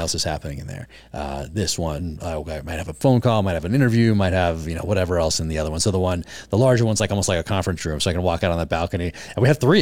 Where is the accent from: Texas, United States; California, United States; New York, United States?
California, United States; Northern; In Northern California.